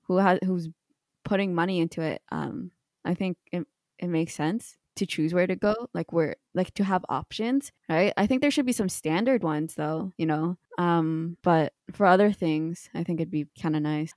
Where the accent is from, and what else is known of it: Canada